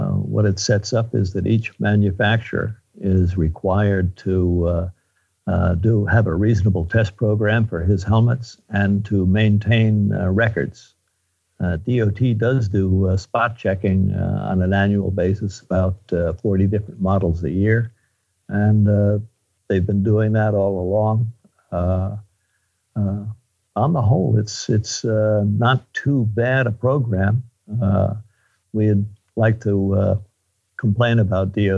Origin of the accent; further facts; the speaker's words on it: Long Island, New York, United States; now in California, United States; I'm actually from New York, out on Long Island